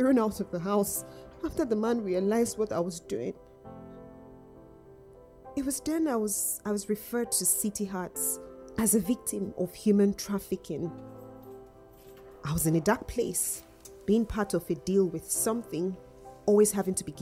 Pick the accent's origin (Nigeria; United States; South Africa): Nigeria; also born or lived in north of England; now in United Kingdom; I was born in Nigeria. Growing up, I was starved, beaten, and abused.